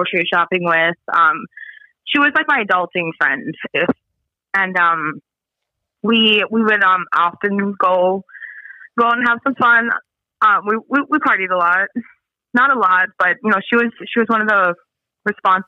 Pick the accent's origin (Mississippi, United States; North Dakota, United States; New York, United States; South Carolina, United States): North Dakota, United States; Spirit Lake Reservation; I'm from Spirit Lake Reservation